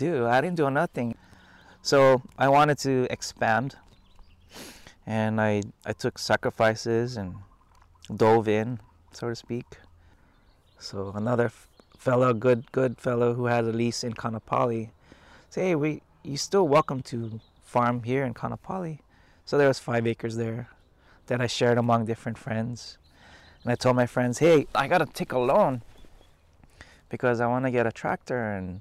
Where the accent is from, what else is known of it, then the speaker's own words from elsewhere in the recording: Ewa Beach, Hawaii, United States; moved away as an adult; now in Lahaina, United States; Growing up on Oahu, my dad worked for the sugar plantation there